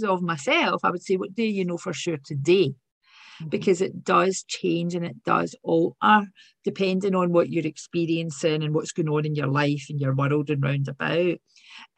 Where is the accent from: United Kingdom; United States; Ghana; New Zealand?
United Kingdom; Glasgow, Scotland; accent: working class accent; So from Govan, grew up in Govan